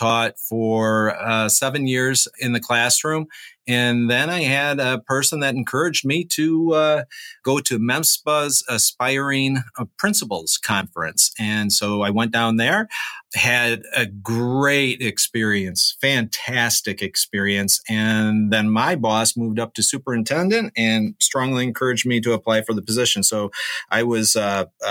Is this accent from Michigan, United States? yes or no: yes; Grand Rapids, Michigan, United States; moved away as an adult; now in Upper Peninsula, Michigan, United States; I'm originally from Grand Rapids